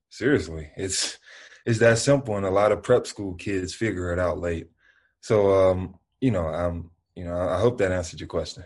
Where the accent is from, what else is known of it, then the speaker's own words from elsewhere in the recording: Memphis, Tennessee, United States; I'm from the South, I'm from Memphis, and that's just how we live